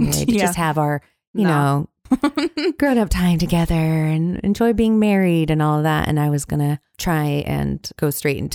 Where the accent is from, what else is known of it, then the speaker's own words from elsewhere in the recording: Eugene, Oregon, United States; I grew up in Eugene, Oregon, in a house out in the country about 3 miles from town.